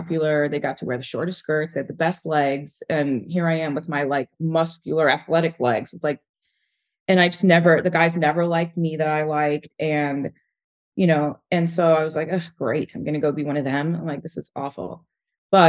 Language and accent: English; Texas, United States; I'm from Texas